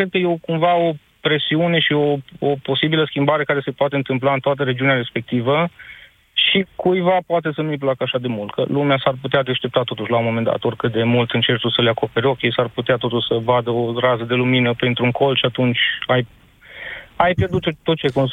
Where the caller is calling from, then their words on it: Timișoara, Timiș County, Romania; sunt de la Timișoara.